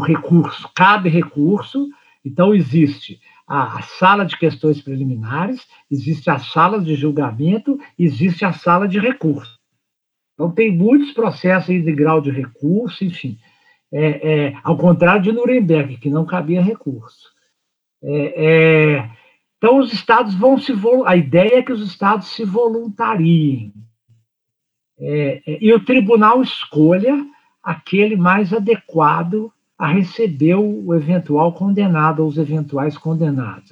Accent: Brazil; somos nacionais, somos brasileiros e brasileiras

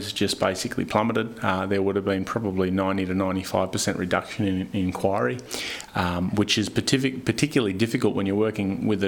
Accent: Newcastle, New South Wales, Australia; also born or lived in Central Coast, New South Wales; Started with the local primary school, progressed on to obviously high school here in Newcastle

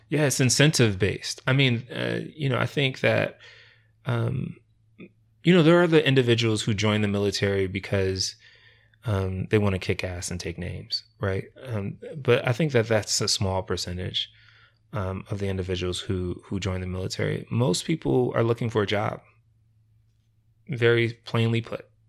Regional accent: Rochester, New York, United States; moved away as an adult; also born or lived in Layton, Utah; now in Ogden, United States; I actually grew up in Rochester, New York

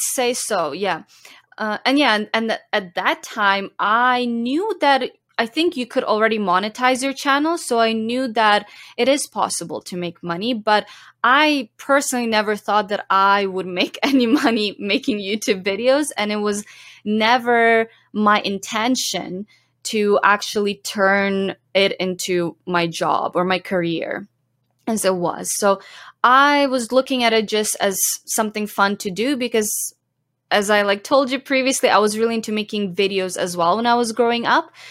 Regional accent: Zhovkva, Lviv Oblast, Ukraine; moved away as an adult; now in Canada; I grew up in Ukraine and I lived there till I was eighteen.

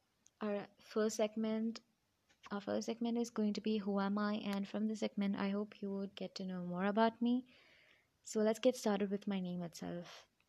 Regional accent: Kerala, India; now in United Arab Emirates; I'm an Indian. I was born and brought up in UAE, but still I'm an Indian. I spent my 8 to 9 years in India, and I'm from Kerala. I miss my hometown.

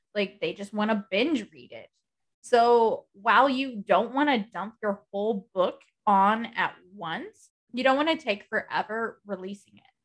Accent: United States; I am American

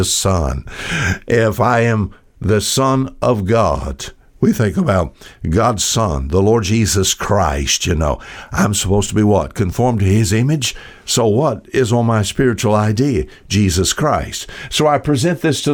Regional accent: United States; I'm an American

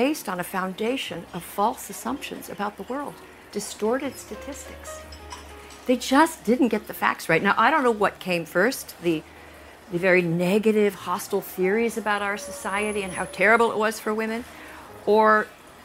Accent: United States; I am from the United States

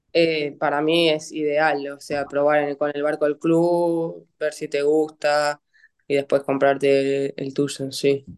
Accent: Vicente López, Buenos Aires Province, Argentina; soy acá de Buenos Aires, de Vicente López, y entreno en el ICO

